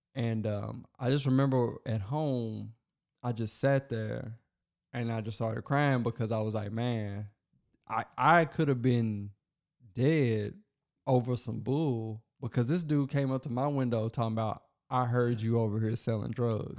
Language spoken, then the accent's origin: English; Logan County, Kentucky, United States; my hometown, where I was born